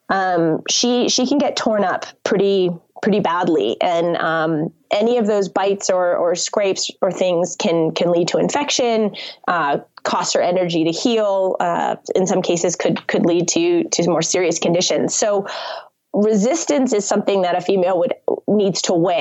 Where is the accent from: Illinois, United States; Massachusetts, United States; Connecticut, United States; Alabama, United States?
Connecticut, United States; moved away; I grew up on the Long Island Sound, on the shores of Connecticut.